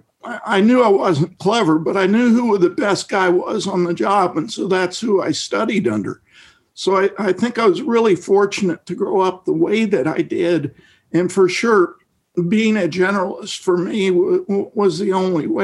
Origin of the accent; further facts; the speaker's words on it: Midwest, United States; I grew up in the Midwest in a rural area in the 60s